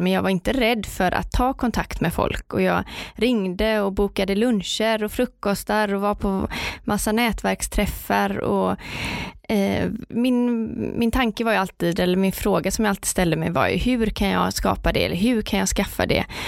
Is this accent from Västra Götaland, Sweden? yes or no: yes; Partille, Västra Götaland, Sweden; Jag kommer från Partille strax utanför Göteborg. Eh, jag är uppvuxen med min eh, mamma och pappa och min lillebror